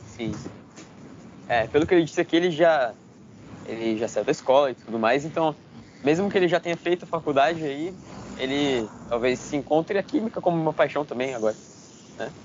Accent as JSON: {"language": "Portuguese", "country": "Brazil", "said": "nós como brasileiros"}